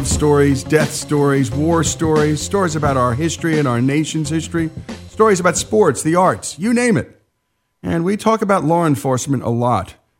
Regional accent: New Jersey, United States; this Jersey boy

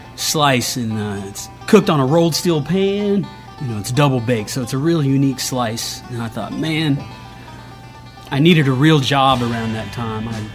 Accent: Caldwell, Ohio, United States; moved away as an adult; now in Oxford, United States; I grew up in Caldwell, Ohio, which is between Marietta and Cambridge, Ohio

